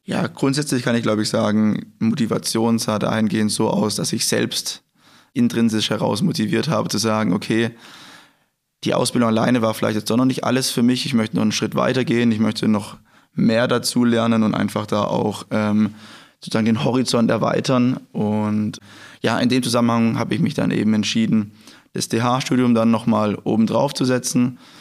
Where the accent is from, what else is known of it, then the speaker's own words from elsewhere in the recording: Germany; Ich komme hier aus der Gegend, es sind circa 10 Kilometer von hier entfernt